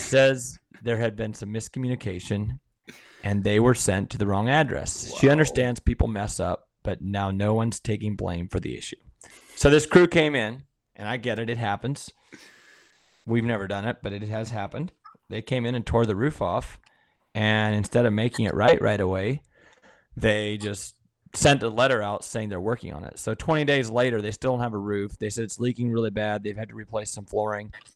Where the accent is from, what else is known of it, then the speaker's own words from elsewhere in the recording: Sparta, Wisconsin, United States; I'm from Sparta, Wisconsin